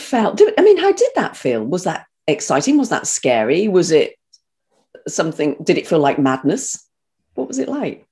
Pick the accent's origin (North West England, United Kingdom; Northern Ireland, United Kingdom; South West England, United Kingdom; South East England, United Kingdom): South West England, United Kingdom; North Devon; also born or lived in Birmingham; I was, I was as a Brummie, as I said, but brought up in North Devon.